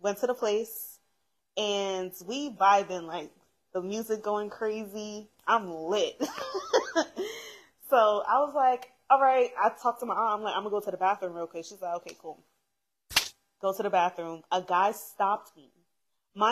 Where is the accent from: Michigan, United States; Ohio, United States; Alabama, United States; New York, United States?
New York, United States; I'm from New York.